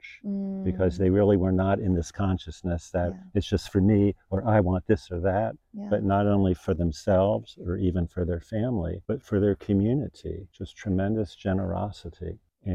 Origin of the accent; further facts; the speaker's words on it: Miami, Florida, United States; I grew up in Miami, which is a pretty real city.